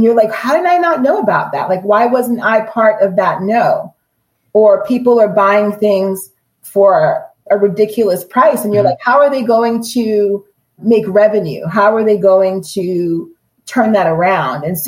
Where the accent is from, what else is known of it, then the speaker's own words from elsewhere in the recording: Long Island, New York, United States; moved away as an adult; also born or lived in Jamaica / Brooklyn, New York; now in Durham, United States; I grew up in Long Island